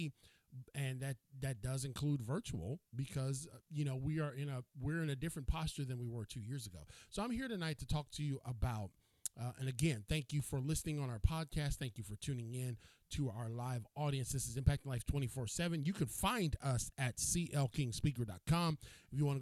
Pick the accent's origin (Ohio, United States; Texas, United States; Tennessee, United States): Ohio, United States; Cleveland; moved away; I am from Cleveland, Ohio. I'm originally from Cleveland.